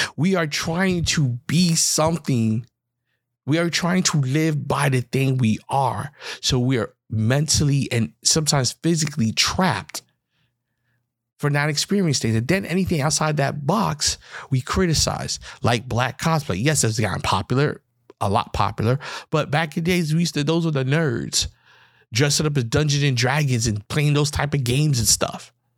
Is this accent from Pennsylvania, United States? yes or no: no; New York, United States; I'm from New York